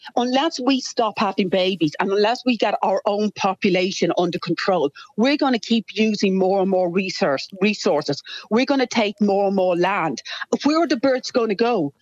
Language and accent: English; Ireland; also born or lived in United Kingdom; now in Australia; I grew up in Ireland and did most of my education in the UK